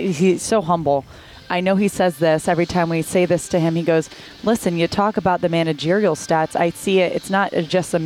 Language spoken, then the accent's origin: English; Miami, Florida, United States; I was born and raised in Miami